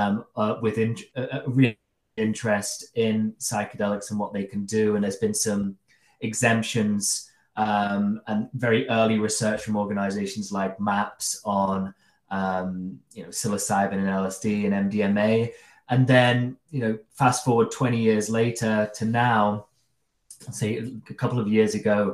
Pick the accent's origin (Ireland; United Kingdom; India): United Kingdom; Derby, East Midlands; we used to go into a store called Salamanders. It was the local head shop in Derby